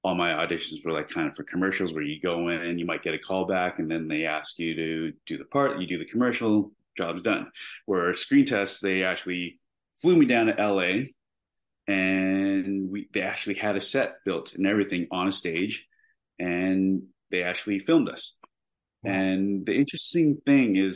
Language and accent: English; Canada; I am Canadian